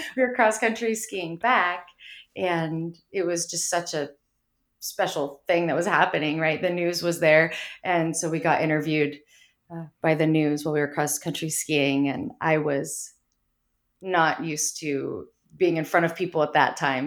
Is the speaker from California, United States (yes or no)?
yes; Mount Shasta, California, United States; growing up in Mount Shasta